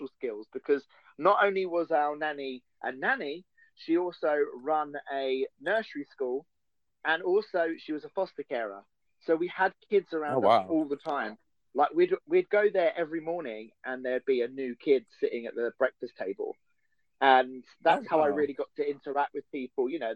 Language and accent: English; Colchester, East of England, United Kingdom; I grew up in Essex in the UK, which is about an hour and a half from London